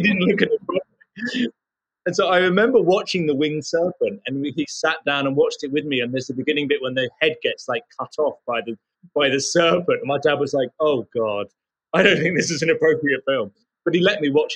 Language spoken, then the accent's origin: English; United Kingdom; I was just a regular suburban kid living outside of London.